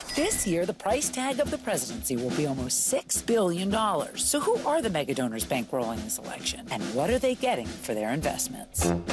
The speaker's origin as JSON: {"language": "English", "country": "Canada", "said": "I'm a Canadian"}